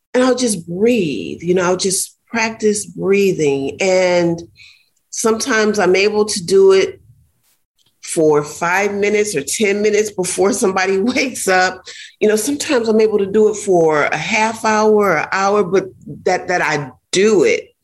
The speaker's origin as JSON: {"language": "English", "region": "Ohio", "country": "United States", "tie": "born or raised there", "moved": "yes", "lives_now": "Florida, United States", "said": "I grew up in Ohio, and so we have a lot of nature parks"}